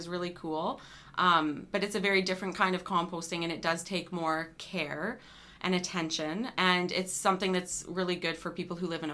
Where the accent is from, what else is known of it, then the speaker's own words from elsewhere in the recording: Calgary, Alberta, Canada; moved away as an adult; also born or lived in Vancouver, Canada; now in Moose Jaw, Canada; I'm originally from Calgary